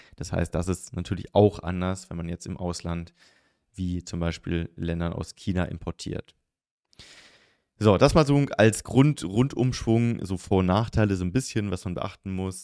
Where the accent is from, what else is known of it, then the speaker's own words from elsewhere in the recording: the South, Southern Germany, Germany; Ich komme aus dem Süden